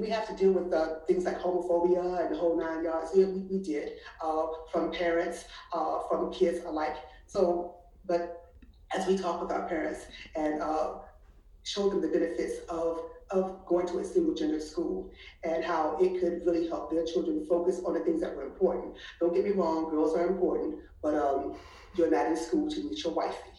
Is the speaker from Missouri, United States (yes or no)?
no; Washington, District of Columbia, United States; moved away as an adult; also born or lived in Atlanta; now in Houston, United States; I'm an East Coast girl, born and raised in Washington D.C.